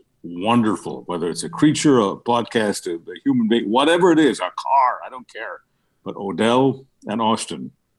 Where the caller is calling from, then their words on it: British Columbia, Canada; I'm in British Columbia